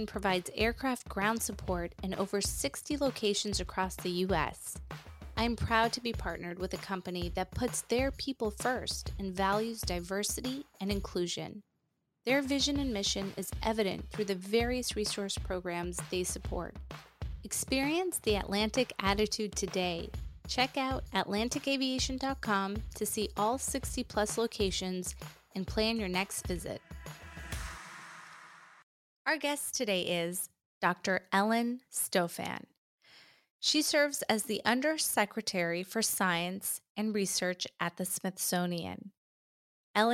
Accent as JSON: {"language": "English", "country": "Afghanistan", "moved": "yes", "said": "I'm originally from Afghanistan"}